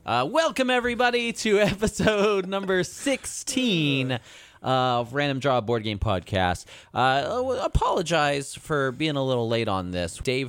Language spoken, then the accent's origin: English; United States; I'm also American and I went to public school here.